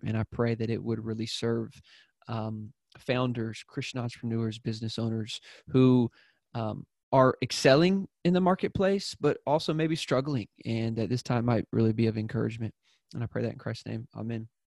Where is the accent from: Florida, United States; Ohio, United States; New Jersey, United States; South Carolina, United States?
South Carolina, United States; I'm from South Carolina